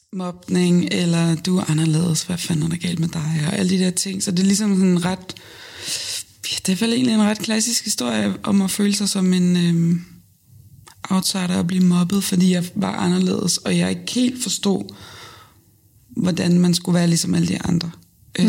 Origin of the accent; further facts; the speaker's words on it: Lolland, Zealand, Denmark; also born or lived in Nykøbing Falster; Så er jeg fra Lolland, fra en lille bitte, bitte flække, der hedder øh, Røde Station